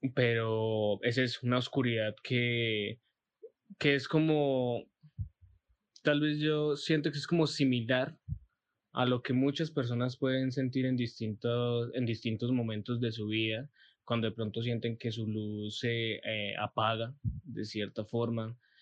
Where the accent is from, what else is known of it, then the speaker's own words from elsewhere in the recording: Boyacá, Colombia; moved away as an adult; now in Pereira, Colombia; soy de Boyacá, estoy viviendo en Pereira hace más o menos ya como tres años